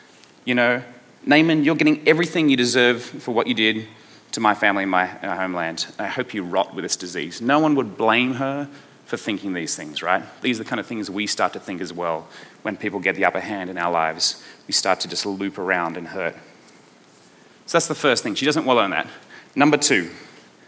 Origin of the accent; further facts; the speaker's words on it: Australia; accent: Aussie; my Aussie accent